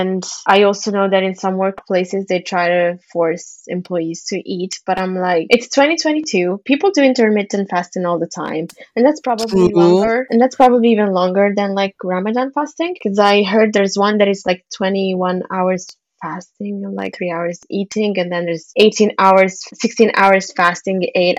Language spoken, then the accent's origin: English; Italy; English is a second language; I was born and raised in Italy, so my speaking Arabic like a native comes from listening to two natives speaking